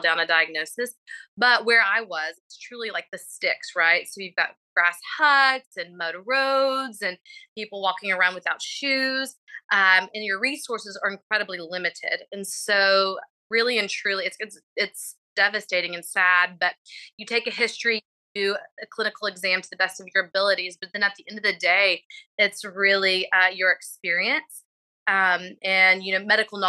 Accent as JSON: {"language": "English", "town": "Abilene", "region": "Texas", "country": "United States", "also_born_or_lived": "Indianapolis, Indiana / Nashville, Tennessee / Macon, Georgia", "moved": "as an adult", "lives_now": "Houston, United States", "said": "I'm originally from Abilene, Texas, attended undergrad at Abilene Christian University."}